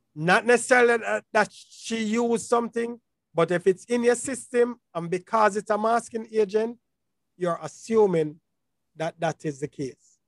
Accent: Jamaica; I'm a Jamaican

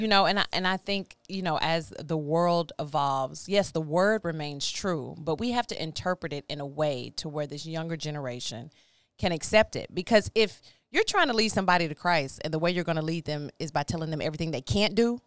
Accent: Baytown, Texas, United States; also born or lived in Houston, Texas; I am from Houston, born in Houston, raised in Baytown

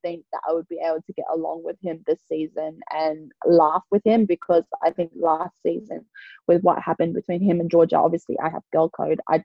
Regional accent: Sydney, New South Wales, Australia; moved away as an adult; now in Kansas, United States; I'm from Sydney

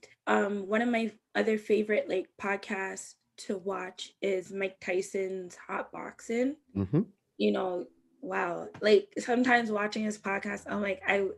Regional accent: Jamaica; now in Canada; I'm Jamaican

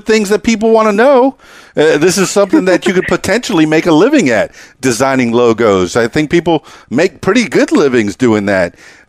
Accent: Miami, Florida, United States; I'm a Cuban guy. You know, white guy from Miami.

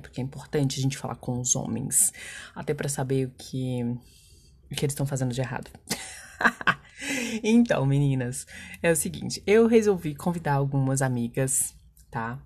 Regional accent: Minas Gerais, Brazil; como boa mineira que sou

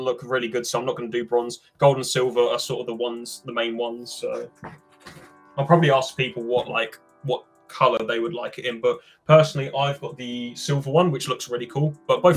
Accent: United Kingdom; I'm British

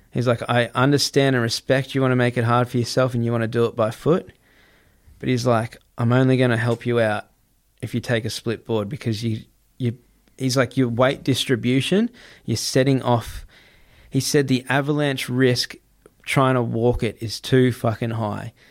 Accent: Gold Coast, Queensland, Australia; I'm Australian, man. I grew up on the Gold Coast

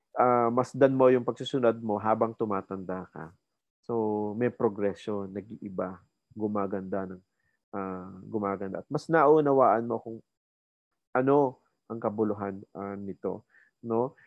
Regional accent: Silang, Calabarzon, Philippines; moved away as an adult; also born or lived in Indang, Cavite / Manila; ako tubong Cavite, no? Uh, silang Cavite.

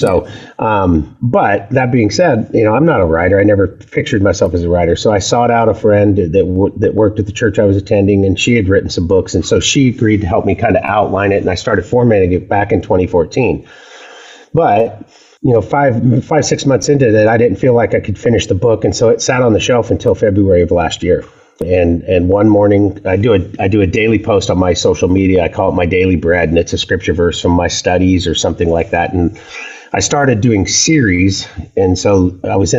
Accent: the Northwest, Pacific Northwest, United States; I'm a native. I was raised up here in the Northwest

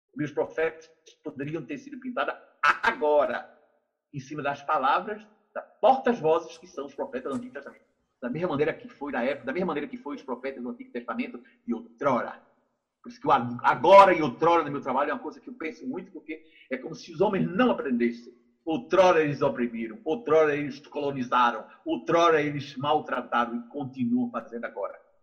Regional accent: Brazil; ainda sou brasileiro

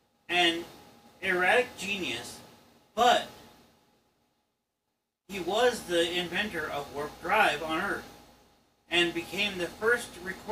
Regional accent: Montana, United States; His birthplace was Montana, my home state.

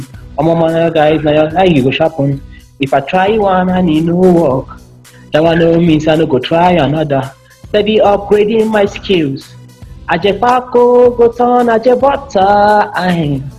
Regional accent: Benue, Nigeria; No, I'm from the food basket of the nation. I'm from Benin. That's the food basket of the nation.

